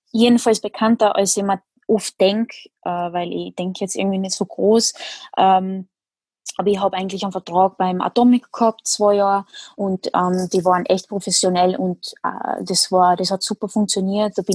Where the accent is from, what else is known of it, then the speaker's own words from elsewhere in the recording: Netherlands; now in Austria; bin zwar bin ich Holländerin, aber ich wohne in Österreich, also so richtig, richtig holländisch fühle ich mich jetzt nicht